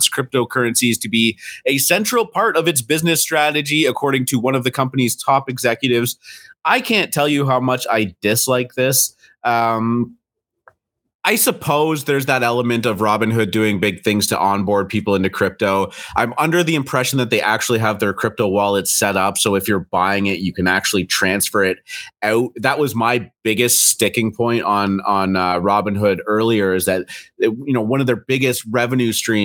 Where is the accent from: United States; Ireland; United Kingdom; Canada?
Canada; accent: Canadian; I'm Canadian